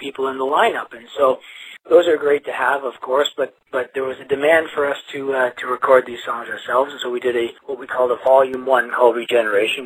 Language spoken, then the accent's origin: English; Toronto, Ontario, Canada; also born or lived in Glasgow, Scotland; I'm from Canada. I'm from Toronto.